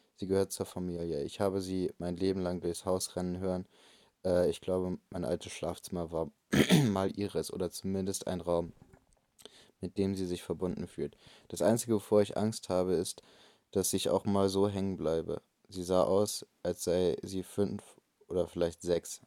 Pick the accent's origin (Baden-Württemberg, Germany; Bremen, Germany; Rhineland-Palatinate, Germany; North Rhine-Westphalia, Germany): Bremen, Germany; ich komme aus Bremen.